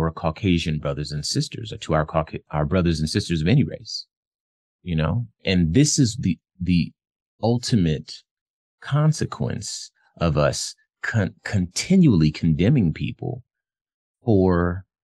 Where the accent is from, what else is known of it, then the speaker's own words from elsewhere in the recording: Phoenix, Arizona, United States; I'm from Phoenix